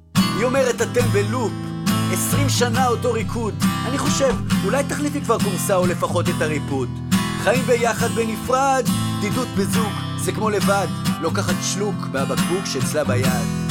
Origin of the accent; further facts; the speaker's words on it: Jerusalem, Jerusalem District, Israel; אני ירושלמי